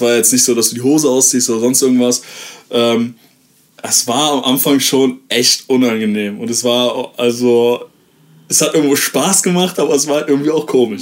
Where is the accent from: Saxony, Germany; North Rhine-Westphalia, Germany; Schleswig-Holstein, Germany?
North Rhine-Westphalia, Germany; Aachen; bei uns in Aachen